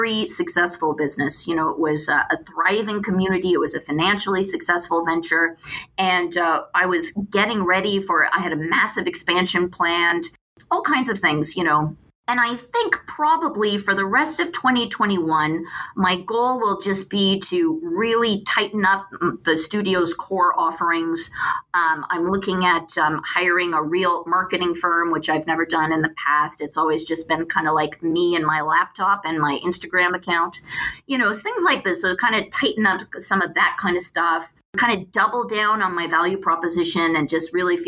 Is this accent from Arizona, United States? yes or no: yes; Phoenix, Arizona, United States; now in Pasadena, United States; I'm from Phoenix. I grew up in Phoenix